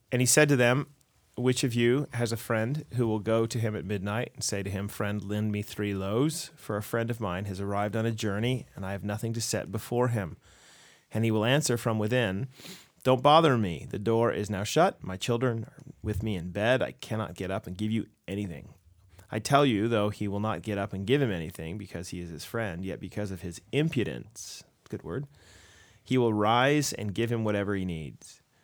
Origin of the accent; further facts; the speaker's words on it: United States; as an American